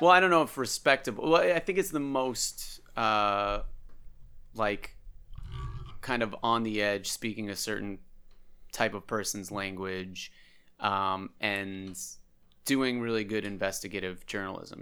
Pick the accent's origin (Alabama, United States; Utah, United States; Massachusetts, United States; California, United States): Massachusetts, United States; Andover; We grew up in Andover together